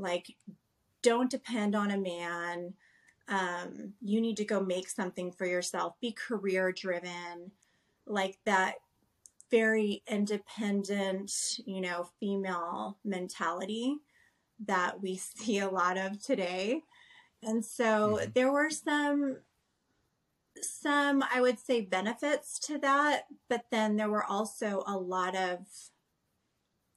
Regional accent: Southern California, United States; I was pretty much born and raised in Southern California

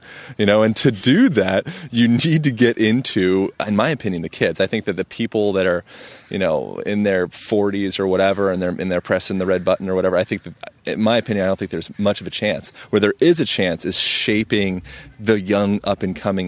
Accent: Lancaster, Pennsylvania, United States; moved away; I was born in Pennsylvania

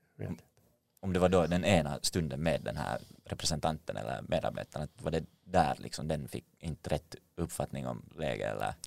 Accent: Finland; som finländare

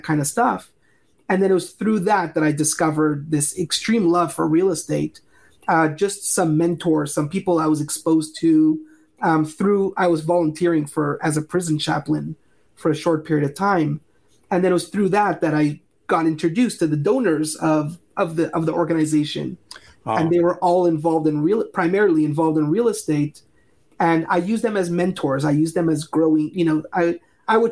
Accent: Montreal, Quebec, Canada; also born or lived in California; now in Asheville, United States; So I'm originally from Montreal, Canada, and I lived in California for just about a decade or so.

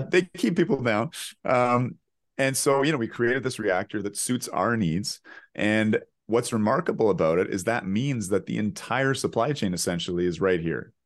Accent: Canada

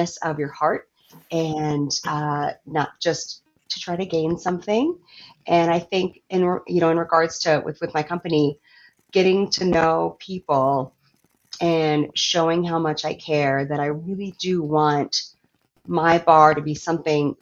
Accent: Virginia, United States; moved away; also born or lived in Minneapolis, Minnesota; I moved from Minneapolis back to my home state of Virginia

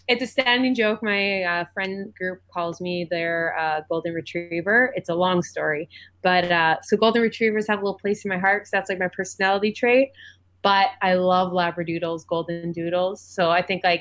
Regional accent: Edmonton, Alberta, Canada; moved away as an adult; now in Toronto, Canada; I moved back to Edmonton

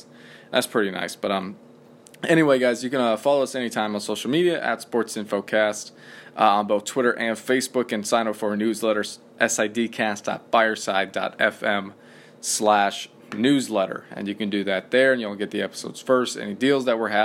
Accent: Madison, Indiana, United States; I went back to Madison, which is my hometown

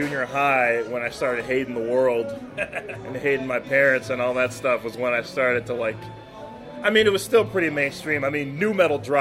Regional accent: Harlingen, Texas, United States; now in Denver, United States; I grew up in a town called Harlingen, Texas

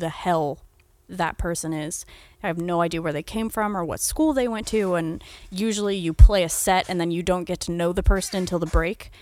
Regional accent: United States; I'm also an American

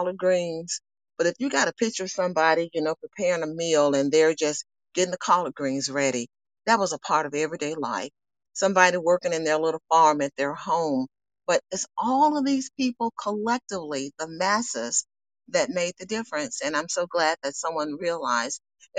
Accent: Birmingham, Alabama, United States; I'm from Birmingham

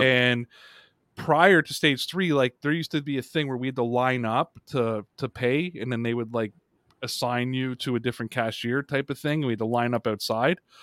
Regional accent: Canada; my home country of Canada

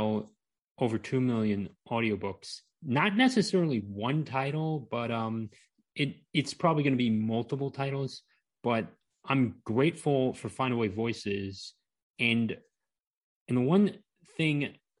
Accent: Maryland, United States; I grew up in Maryland and graduated from college in Towson

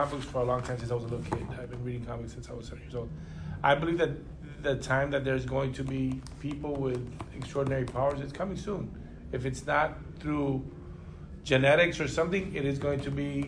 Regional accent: Los Angeles, California, United States; I'm Cuban-American. Yeah. Born in Los Angeles, Cuban parents

